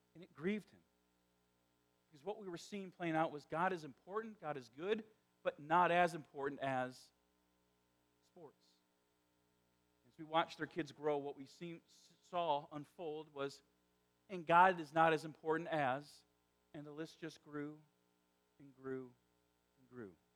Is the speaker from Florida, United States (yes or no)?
no; northwest Indiana, United States; accent: South Side Chicago; moved away; I grew up in the Chicagoland area. But northwest Indiana is is unique in Indiana.